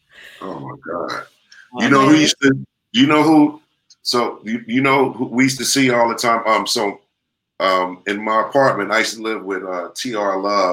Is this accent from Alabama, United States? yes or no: no; Oakland, California, United States; also born or lived in Sacramento; I came to California because of my mother married my stepfather who was in the Air Force. And so we were in Sacramento. We used to live on the Air Force base.